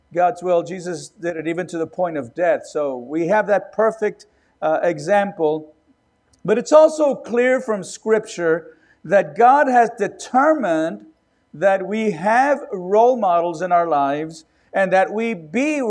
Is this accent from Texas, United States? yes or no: yes; Robstown, Texas, United States; also born or lived in California; I was born in Texas, and we went to California for a few months. And then we came back, and my dad was called to pastor a church in Robstown near Corpus Christi